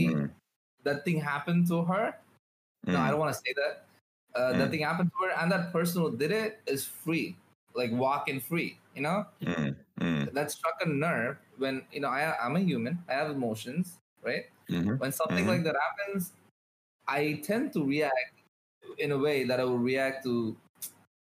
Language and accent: English; India; I'm from India, I'm a Muslim.